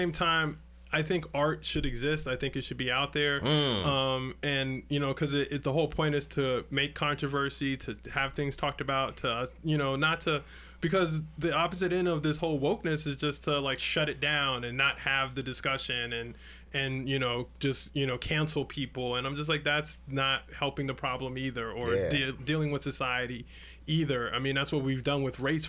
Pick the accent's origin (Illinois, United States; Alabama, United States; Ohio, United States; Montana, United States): Illinois, United States; Chicago; growing up in Chicago in the 90s